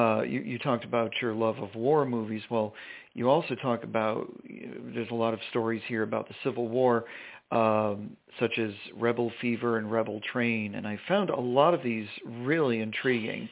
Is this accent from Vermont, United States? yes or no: yes; Cambridge, Vermont, United States; I grew up in Vermont